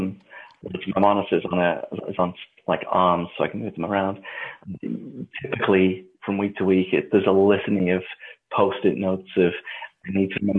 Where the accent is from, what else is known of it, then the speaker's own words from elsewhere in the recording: England, United Kingdom; now in United States; being an Englishman in America.